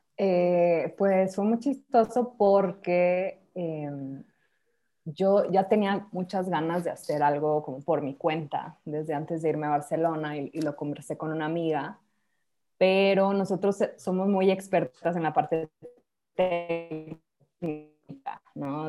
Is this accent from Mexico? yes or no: yes; Mexico